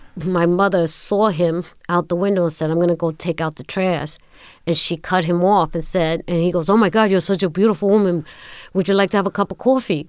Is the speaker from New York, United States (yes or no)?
yes; New York City, New York, United States; I was born in Brooklyn.